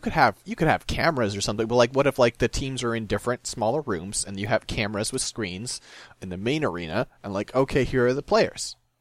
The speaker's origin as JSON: {"language": "English", "region": "Midwest", "country": "United States", "said": "I'm from the Midwest"}